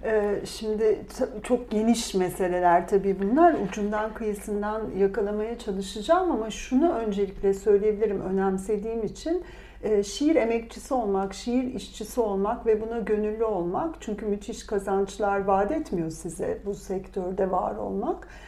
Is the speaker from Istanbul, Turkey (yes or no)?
no; Bursa, Turkey; also born or lived in Antalya; ben Bursa doğumluyum.